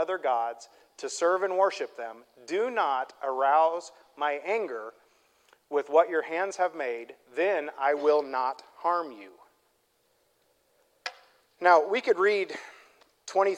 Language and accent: English; Midwest, United States; I'm from the Midwest